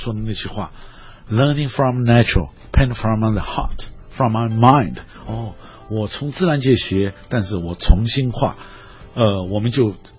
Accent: China; 我们中国人说那个呃喜写兰，很高兴的是画兰花，

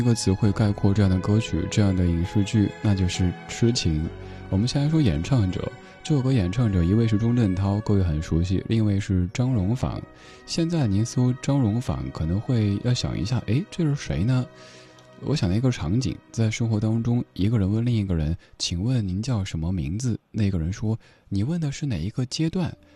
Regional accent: Sichuan, China; accent: Sichuanese; first language Sichuanese; 在我的家乡话、四川话当中的这个语境里不太好。

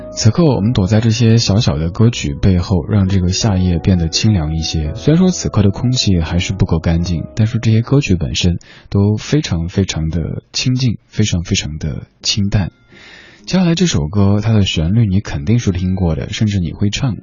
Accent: Chengdu, Sichuan, China; 我，我成都人

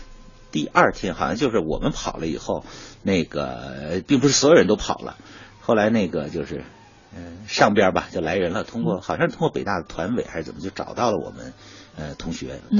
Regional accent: Datong, Shanxi, China; 山西大同

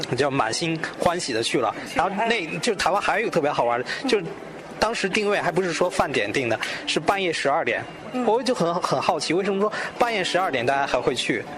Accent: Beijing, China; 我是来自北京的

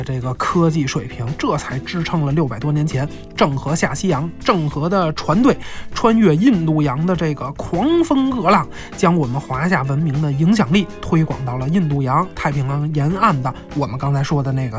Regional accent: China; 其实它体现的是我们中国人自然和谐共处的这样一种世界观。

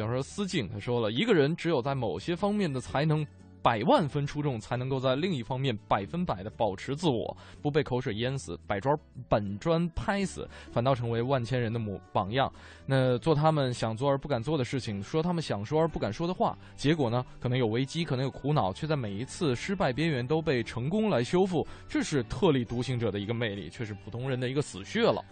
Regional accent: Beijing, China; 咱们北京人叫老妈妈脸儿

